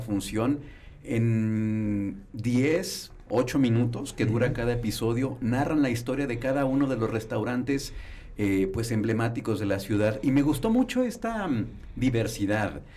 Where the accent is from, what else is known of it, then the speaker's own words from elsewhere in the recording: Irapuato, Guanajuato, Mexico; now in León, Mexico; llevo viviendo aquí los últimos 20 años, ya me siento leonés, soy de Irapuato